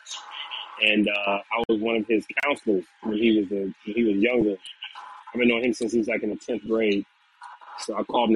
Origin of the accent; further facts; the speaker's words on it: Ohio, United States; now in Georgia, United States; we're all from Ohio